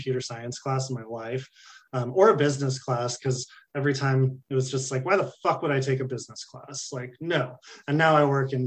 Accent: California, United States; I'm from California

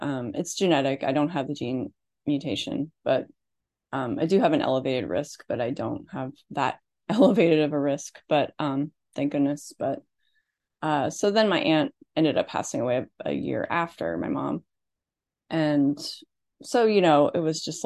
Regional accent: Midwest, United States; I grew up in the Midwest in an Irish Catholic family

